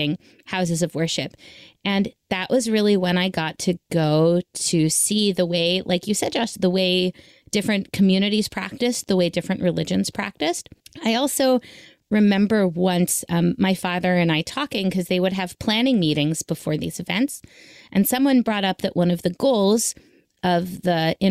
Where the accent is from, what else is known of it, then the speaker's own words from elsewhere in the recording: Memphis, Tennessee, United States; We grew up in Memphis, Tennessee